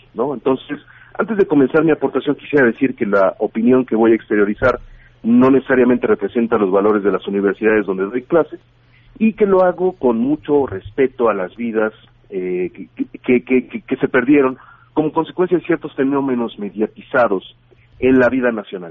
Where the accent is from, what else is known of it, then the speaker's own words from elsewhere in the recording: Mexico City, Mexico; soy de la Ciudad de México, mi departamento que yo estaba rentando después del temblor del 19 de septiembre se, se, partió a la mitad